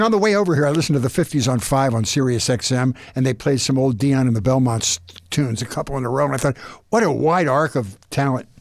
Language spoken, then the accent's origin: English; Philadelphia, Pennsylvania, United States; I'm from Philadelphia